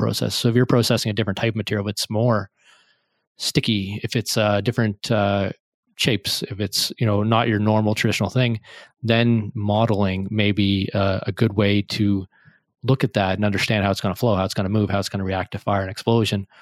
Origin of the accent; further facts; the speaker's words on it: Canada; I'm Canadian